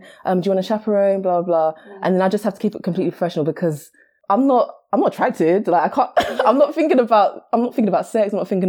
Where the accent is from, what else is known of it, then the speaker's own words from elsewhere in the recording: Nigeria; Okay. So I'm Nigerian as well.